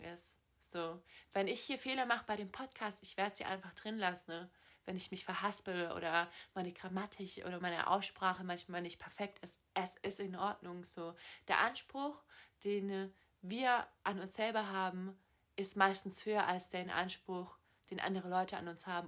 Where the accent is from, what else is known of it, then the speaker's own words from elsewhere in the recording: Southern Germany, Germany; also born or lived in Los Angeles, United States / Boston, United States; ich komme aus Süddeutschland